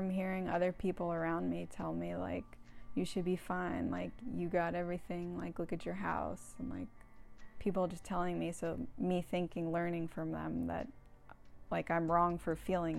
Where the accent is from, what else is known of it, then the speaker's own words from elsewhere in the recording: Santa Barbara, California, United States; It was good. It's like a sleepy beach town. Mm-hmm. It's really beautiful. It's pretty small, so like once I got a little older, I kind of wanted to get out.